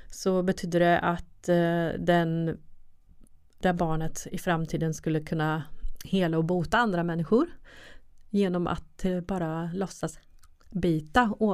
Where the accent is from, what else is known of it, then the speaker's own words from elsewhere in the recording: Östergötland, Sweden; accent: Östgötska; Speciellt på min östgötska också då